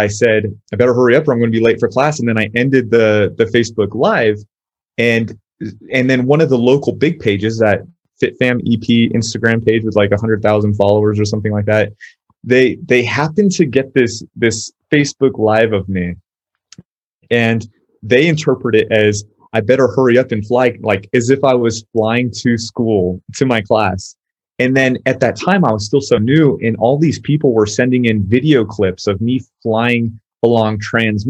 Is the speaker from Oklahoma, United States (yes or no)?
no; Southern California, United States; moved away as an adult; now in El Paso, United States; I'm originally from Southern California